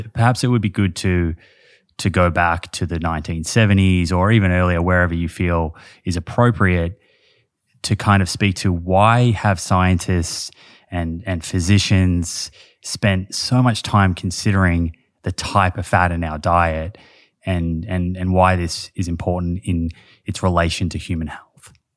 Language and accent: English; Australia; I'm from Australia